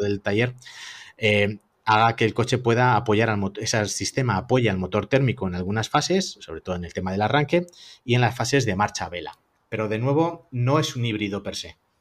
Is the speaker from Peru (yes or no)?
no; Madrid, Community of Madrid, Spain; somos de Madrid